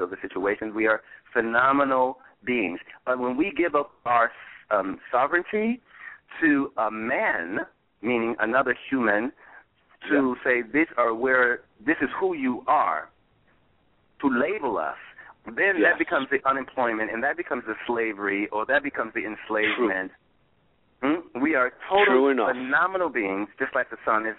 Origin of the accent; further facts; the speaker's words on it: Detroit, Michigan, United States; I'm from Detroit. I was born there